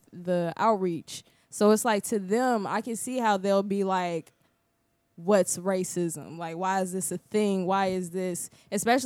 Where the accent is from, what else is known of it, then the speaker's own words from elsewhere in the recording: Midwest, United States; moved away as an adult; now in Orlando, United States; being from the Midwest